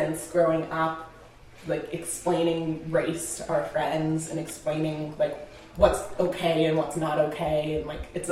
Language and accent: English; South Burlington, Vermont, United States; We grew up in South Burlington, which is a pretty homogenous area